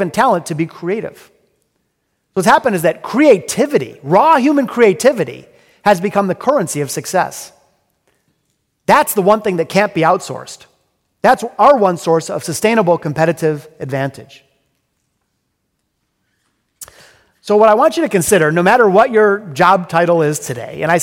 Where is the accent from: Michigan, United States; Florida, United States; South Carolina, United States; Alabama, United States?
Michigan, United States; Detroit; I'm from Detroit. I'm a hardcore, multi-generational Detroiter. My grandparents were born in the city. My parents, and of course, I was born in the city. I'm very, very proud of our hometown